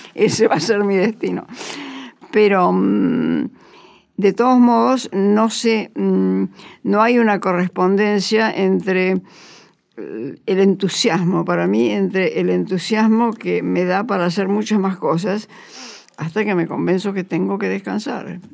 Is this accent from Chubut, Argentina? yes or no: no; Bolívar, Buenos Aires Province, Argentina; mi familia es una familia católica de Ciudad Chica. Yo nací en Bolívar